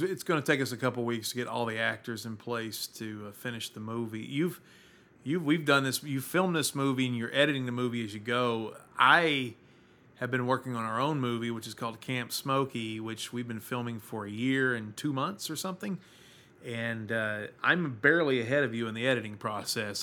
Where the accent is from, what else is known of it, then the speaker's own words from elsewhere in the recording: Baltimore, Maryland, United States; I'm from Baltimore.